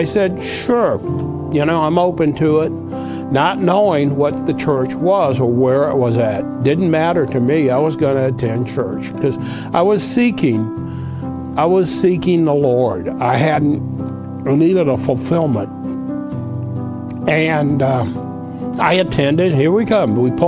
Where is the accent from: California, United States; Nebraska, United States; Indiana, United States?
Nebraska, United States; Omaha; accent: Yankee; moved away; also born or lived in Albany, Georgia / Montgomery, Alabama; I'm originally from Omaha, Nebraska, but my dad was in the cattle business, and we moved down south, and south being, first of all, Albany, Georgia, and then eventually Montgomery, Alabama, when I was 15.